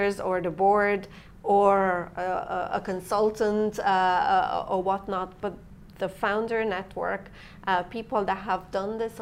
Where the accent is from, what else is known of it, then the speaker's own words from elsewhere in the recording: Transylvania, Romania; English is a second language; moved away as an adult; also born or lived in Ireland; now in Dublin, Ireland; I'm from Transylvania, Romania, half Romanian, ethnic Hungarian. I came here when I was 23, and I never left